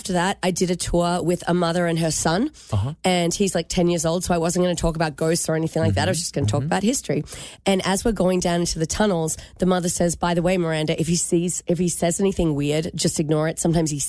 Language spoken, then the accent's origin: English; Michigan, United States; What if I was from Michigan, but I just walked around saying g'day to everyone to confuse them?